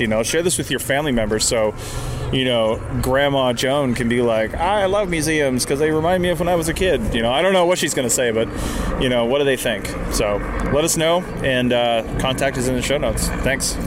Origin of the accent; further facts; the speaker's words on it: West Coast, United States; growing up on the West Coast